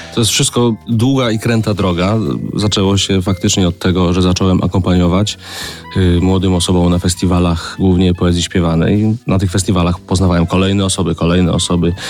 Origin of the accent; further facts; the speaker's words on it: Grudziądz, Kuyavian-Pomeranian Voivodeship, Poland; … z Grudziądza, tak byłem nazywany